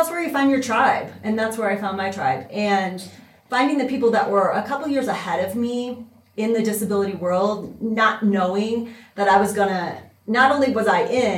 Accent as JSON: {"language": "English", "town": "Niles", "region": "Michigan", "country": "United States", "also_born_or_lived": "Big Rapids, Michigan", "moved": "as an adult", "lives_now": "Colorado, United States", "said": "I'm from Niles, which is right above South Bend, Notre Dame, and my mom worked for the University of Notre Dame for her career"}